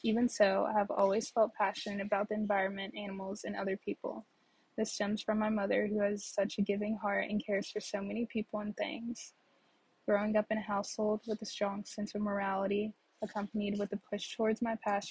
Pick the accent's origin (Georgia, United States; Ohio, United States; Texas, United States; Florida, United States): Texas, United States; Dallas; also born or lived in Kansas; Growing up in Dallas, 5 minutes from a lake